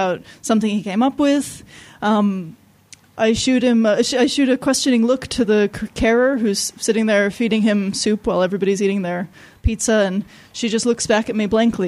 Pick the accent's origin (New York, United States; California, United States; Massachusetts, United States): California, United States; Los Angeles; I grew up in Los Angeles